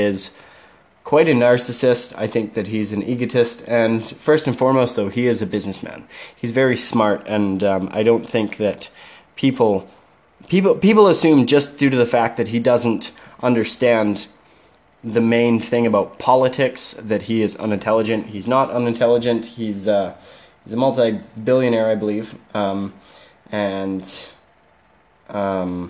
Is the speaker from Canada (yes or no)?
yes; Canada; I'm a Canadian citizen